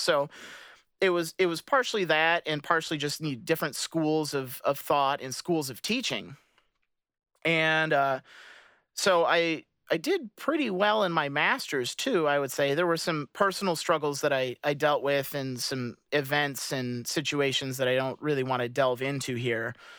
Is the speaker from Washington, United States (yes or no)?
no; Michigan, United States; I grew up in Michigan